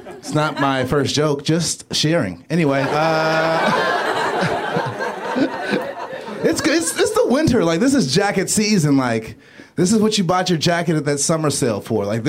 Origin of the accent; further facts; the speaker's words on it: Los Angeles, California, United States; I'm from South Central, Stocker and Crenshaw.